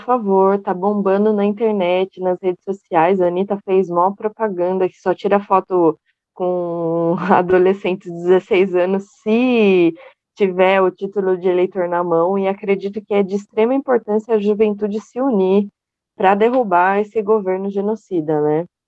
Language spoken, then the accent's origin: Portuguese; Itu, São Paulo, Brazil; uma da cidade de Itu, que sou eu